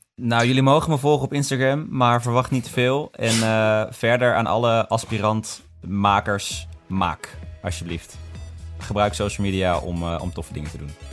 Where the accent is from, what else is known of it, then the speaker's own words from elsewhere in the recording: Son en Breugel, North Brabant, Netherlands; ik kom uit Sonnenbreugel